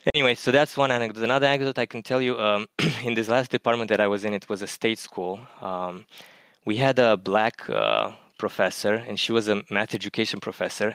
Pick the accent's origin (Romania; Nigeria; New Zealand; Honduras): Romania; English is a second language; moved away as an adult; also born or lived in Germany; now in Connecticut, United States; my hometown in Romania